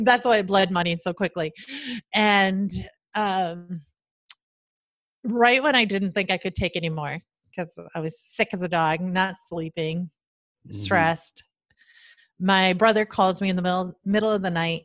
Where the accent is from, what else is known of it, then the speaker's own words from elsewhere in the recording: South Dakota, United States; moved away as an adult; I'm from South Dakota.